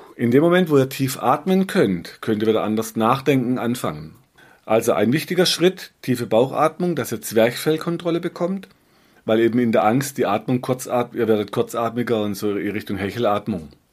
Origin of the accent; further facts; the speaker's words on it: Black Forest, Baden-Württemberg, Germany; bei uns im Schwarzwald ging, so Serpentinstraßen, ja, von, von einer Region, die heißt Biereck, da waren wir oft Schlitten fahren